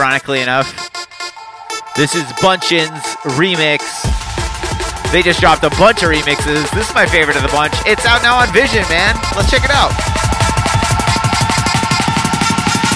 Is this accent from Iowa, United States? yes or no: no; Jacksonville, Florida, United States; moved away; I'm from Jacksonville, Florida originally. I used to throw shows out there